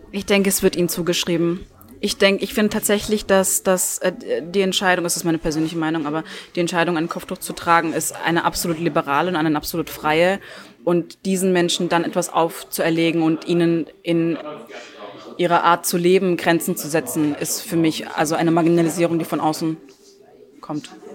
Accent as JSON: {"language": "German", "area": "near Stuttgart", "region": "Baden-Württemberg", "country": "Germany", "first_language": "Turkish", "second_language": "German", "moved": "as an adult", "lives_now": "Salzburg, Austria", "said": "Ich lebe seit drei Jahren in Salzburg und bin ursprünglich aus der Nähe von Stuttgart in Deutschland."}